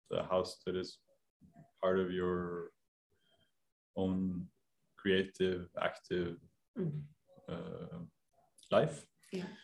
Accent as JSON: {"language": "English", "region": "Oslo", "country": "Norway", "tie": "born or raised there", "said": "i live in a place that has been within my family since i was born {S0} wow {S1} in Grünerløkka, which is right"}